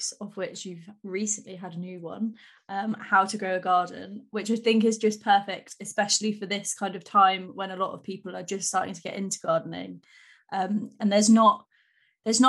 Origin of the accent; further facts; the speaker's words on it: United Kingdom; we're all so polite British